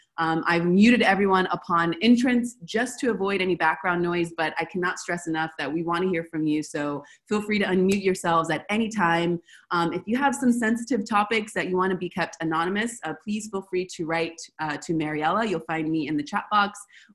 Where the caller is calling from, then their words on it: Buenos Aires, Argentina; I'm calling from Buenos Aires, Argentina.